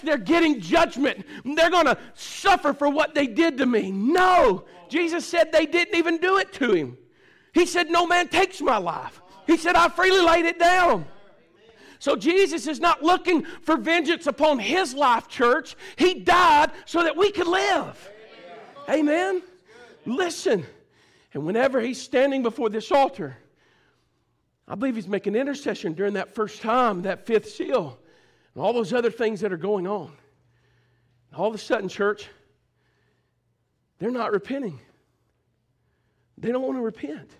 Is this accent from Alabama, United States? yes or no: yes; Alabama, United States; we go, "Alabama."